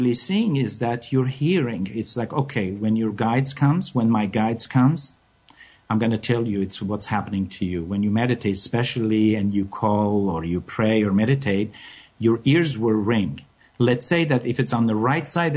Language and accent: English; France; moved away; I come from France